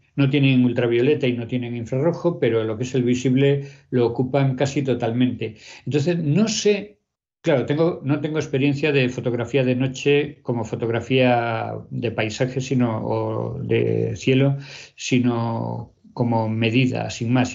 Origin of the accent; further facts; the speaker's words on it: Pontevedra, Galicia, Spain; Yo cuando era pequeña en Pontevedra